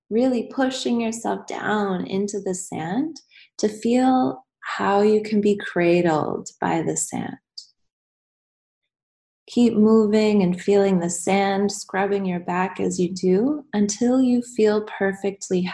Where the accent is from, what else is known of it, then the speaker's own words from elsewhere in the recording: United States; moved away as an adult; I'm American, but I've been out of the country for almost 8 years now